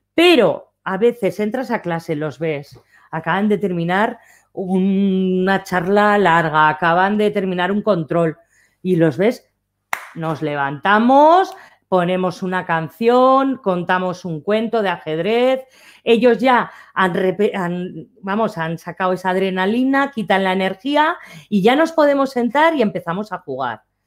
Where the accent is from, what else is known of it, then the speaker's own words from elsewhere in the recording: Aragon, Spain; como buena maña que soy